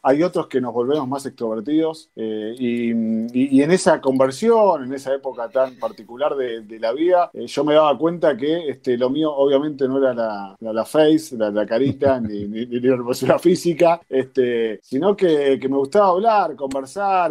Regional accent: Quilmes, Buenos Aires Province, Argentina; also born or lived in Avellaneda; now in Berazategui, Argentina; soy de Zona Sur, de Quilmes ahora estoy viviendo en Perazategui

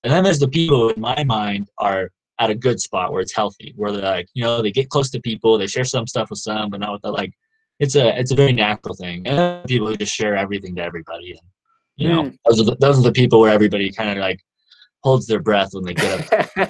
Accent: the South, United States; now in Provo, United States; I grew up in the South, obviously, and like people talk to each other a lot more there. But here in Utah

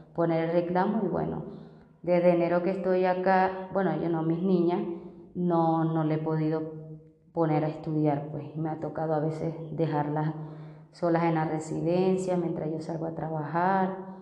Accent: Venezuela; moved away as an adult; also born or lived in Barranquilla, Colombia; now in Bogotá, Colombia; soy venezolana, tengo 34 años de edad

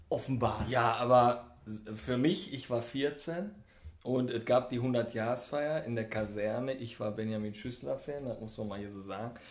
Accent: East Germany, Germany; ich bin Ossi

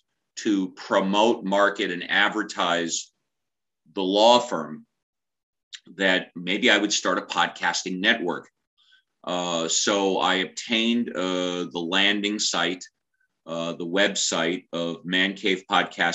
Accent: Southern California, United States; I'm born and raised in Southern California

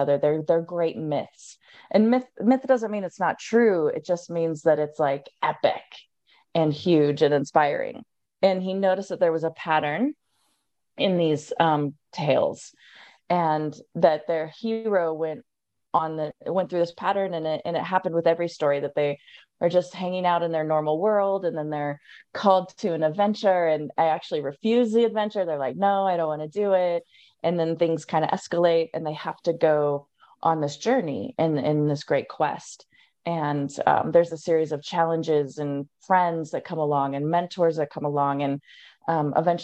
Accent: Wyoming, United States; a Wyoming girl, which is really, guys, the middle of nowhere

